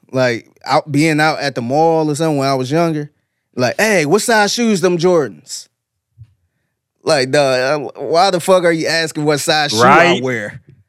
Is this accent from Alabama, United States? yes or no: no; North Carolina, United States; Oh, okay, my husband came up from Houston, yeah. We're actually from North Carolina.